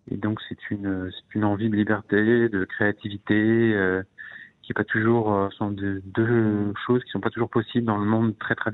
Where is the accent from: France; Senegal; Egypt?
Egypt; comme mon père est, égyptologue, j'ai passé toute mon enfance en Égypte, dans les pyramides et dans les temples.